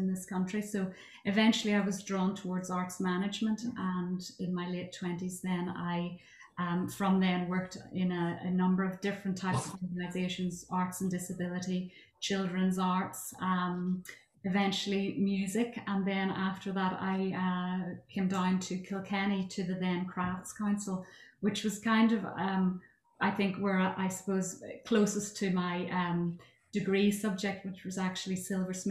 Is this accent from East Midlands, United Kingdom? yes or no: no; County Armagh, Northern Ireland, United Kingdom; I'm originally from County Armagh